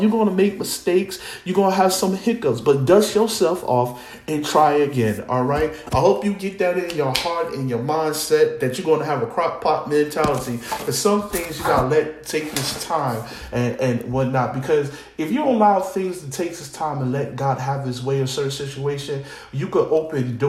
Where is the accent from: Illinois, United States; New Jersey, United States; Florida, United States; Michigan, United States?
New Jersey, United States; Newark; I'm from Newark, New Jersey